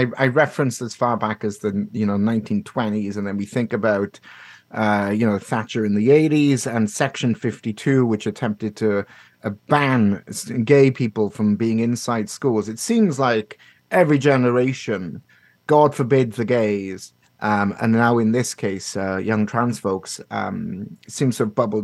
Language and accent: English; Canada; as a Canadian people